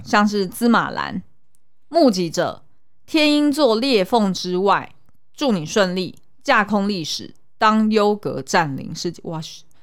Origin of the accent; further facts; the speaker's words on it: Taiwan; 我小时候在眷村的时候